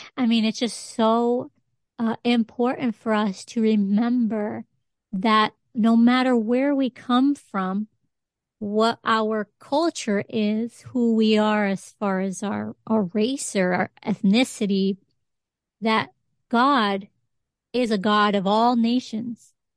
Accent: Connecticut, United States; Puerto Rican growing up in Connecticut

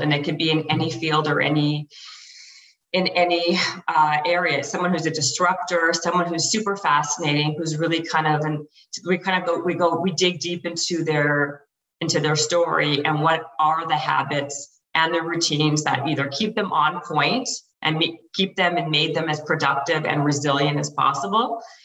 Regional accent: Canada; moved away as an adult; now in Los Angeles, United States; I'm Canadian, so I was here in LA on a worker's visa

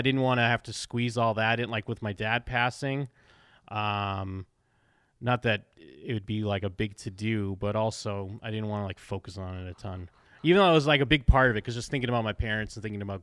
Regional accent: Abington, Massachusetts, United States; I grew up in Bingtown, Abington. Like, I know my hometown

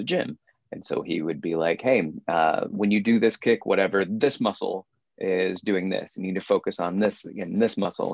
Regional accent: Florence, Alabama, United States; moved away; my hometown of Florence, Alabama.

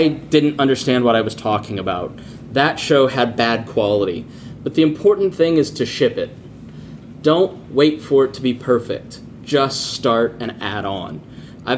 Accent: Plainfield, Indiana, United States; I grew up in Plainfield, Indiana, 98% white town

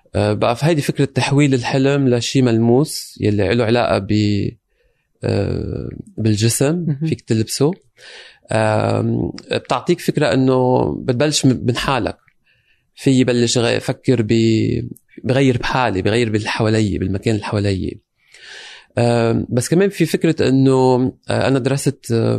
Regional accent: Lebanon; moved away as an adult; now in London, United Kingdom; انا جاي من لبنان انتقلت آه، عشت بلبنان اشتغلت بلبنان بنفس هالمواضيع رجعنا انتقل انتقلت على لندن

